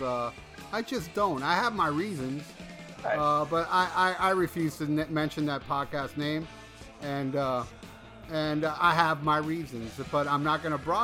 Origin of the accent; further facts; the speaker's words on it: United States; I'm also an American. I was born in America. That makes me American, not Cuban. I'm an American with Cuban blood